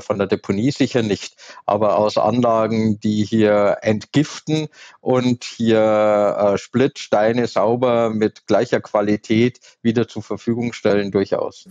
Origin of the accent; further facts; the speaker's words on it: Southern Germany, Germany; ich komme aus Süddeutschland